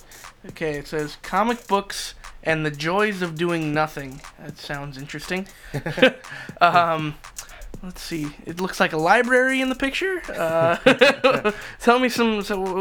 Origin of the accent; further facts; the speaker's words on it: Philippines; We totally don't embrace our heritage. We're Filipino, for Christ's sake. We gotta get this down.